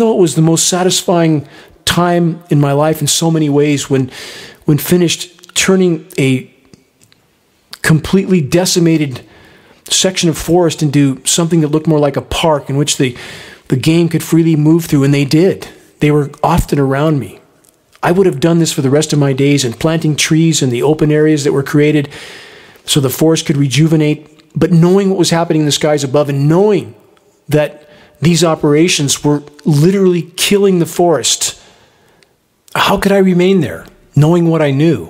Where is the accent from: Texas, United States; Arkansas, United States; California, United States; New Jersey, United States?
California, United States; Upland; moved away; I grew up in Southern California, in the small capital of the world, in Upland, California, and I couldn't wait to get out of it